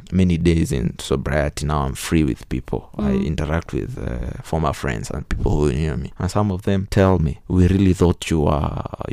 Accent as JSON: {"language": "English", "region": "Kirinyaga County", "country": "Kenya", "said": "I'm from Kirinyaga"}